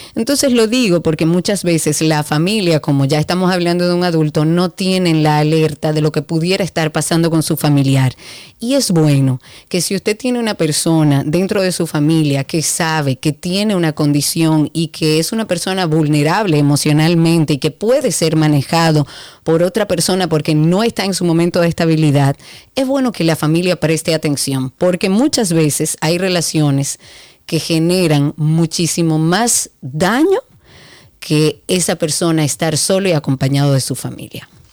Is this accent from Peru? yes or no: no; Dominican Republic; nosotros como dominicanos